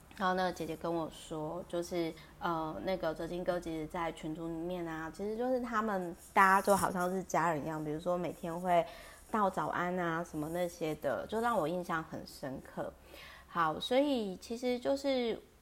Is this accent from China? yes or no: no; Kaohsiung, Taiwan; also born or lived in Taipei; 我台北跟高雄坐的地方都是很靠近美术馆，然后特别是我老家就是在高雄美术馆附近